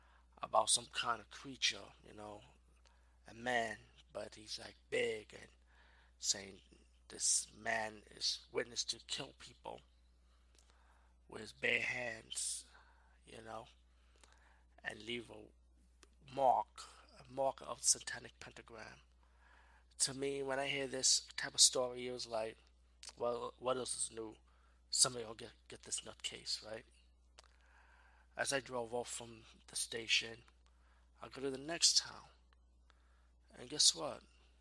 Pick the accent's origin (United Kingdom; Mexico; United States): Mexico; and it's time to go home to my home country in Mexico.